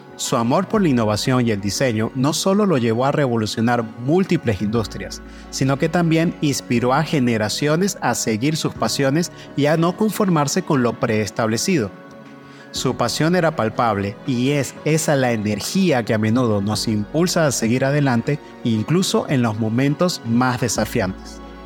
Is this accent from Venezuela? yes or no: yes; Venezuela; moved away as an adult; Como migrante venezolano